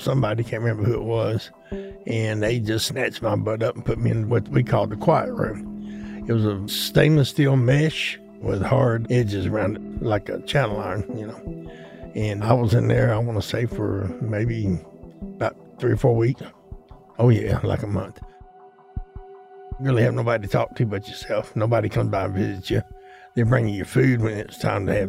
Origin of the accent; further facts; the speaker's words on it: Atlanta, Georgia, United States; I grew up here in Atlanta. I've been here since I was about knee-high to a goat